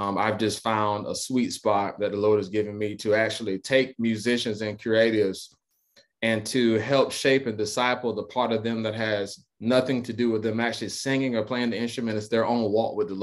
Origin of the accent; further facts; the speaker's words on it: DeLand, Florida, United States; So I am a native of a little town called DeLand, Florida. It's right by Daytona Beach. So I'm from Central Florida, born and raised there